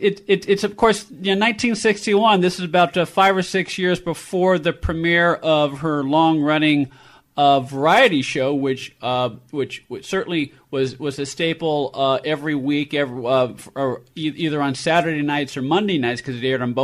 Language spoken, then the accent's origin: English; San Francisco, California, United States; when I was a kid growing up in San Francisco